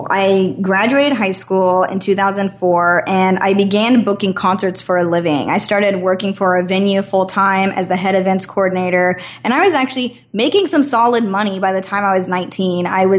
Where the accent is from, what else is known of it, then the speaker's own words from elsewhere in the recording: Idaho, United States; moved away as an adult; And I was living in Idaho. I'm born and raised in Idaho. And I ended up moving to California because I wanted to keep kind of pursuing this booking agent thing.